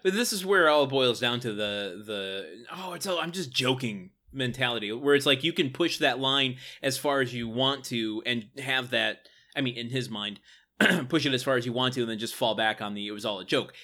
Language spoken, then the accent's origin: English; Detroit area, Michigan, United States; born or raised there